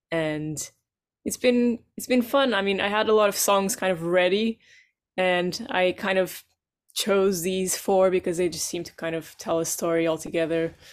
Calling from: London, United Kingdom; From London, Earl's Court in London.

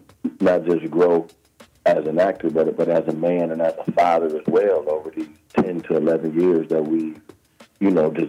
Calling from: Chicago, Illinois, United States; Man, I'm in Chicago.

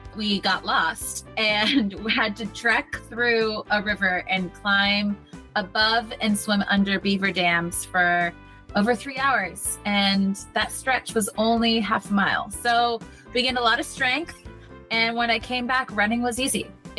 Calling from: Seattle, Washington, United States; Hello from Seattle.

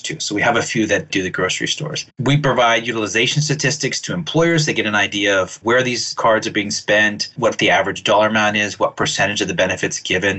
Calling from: Acton, Massachusetts, United States; I'm calling from Acton, Massachusetts

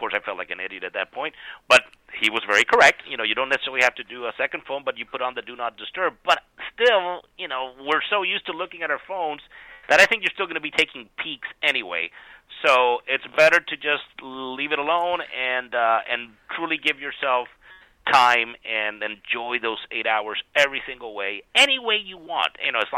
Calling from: Florida, United States; I'm coming from Florida. I know I should be ashamed.

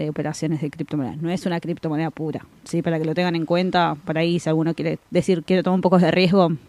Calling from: Quilmes, Buenos Aires Province, Argentina; Soy de Quilmes, acá escuchándolos en la mañana con un café con leche.

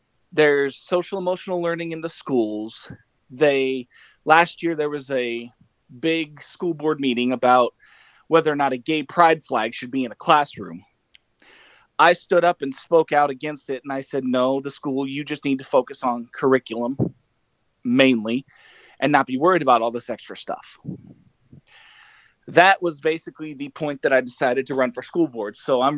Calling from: Bluffton, Indiana, United States; I'm calling from Bluffton, Indiana.

